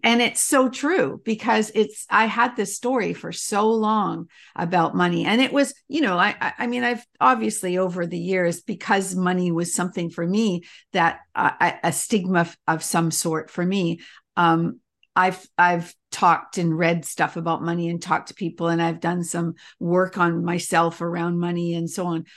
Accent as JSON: {"language": "English", "country": "Canada", "tie": "born or raised there", "also_born_or_lived": "England", "said": "we moved from England to Canada when I was little"}